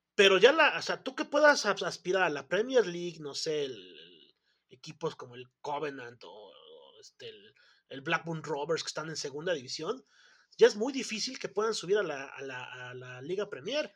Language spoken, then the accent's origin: Spanish; Mexico